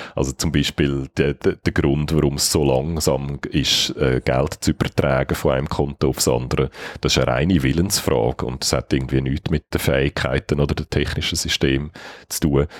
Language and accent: German; Switzerland; wie wir die haben als Schweizer